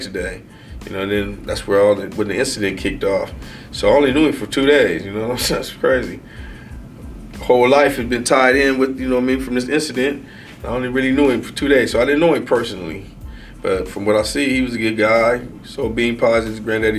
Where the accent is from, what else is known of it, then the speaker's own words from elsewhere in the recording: San Diego, California, United States; I was born and raised in San Diego, California. I grew up in Emerald Hills from the first grade to now.